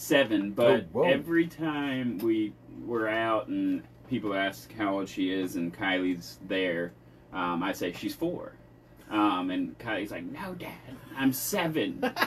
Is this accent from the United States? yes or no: yes; Columbus, Georgia, United States; moved away; also born or lived in Chicago, Illinois; So I am from Columbus, Georgia.